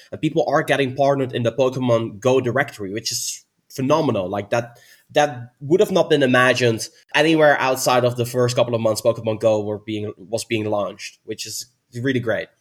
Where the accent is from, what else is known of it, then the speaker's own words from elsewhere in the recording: Netherlands; I'm from the Netherlands